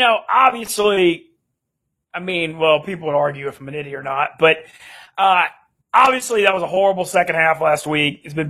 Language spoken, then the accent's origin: English; Louisiana, United States; growing up in Louisiana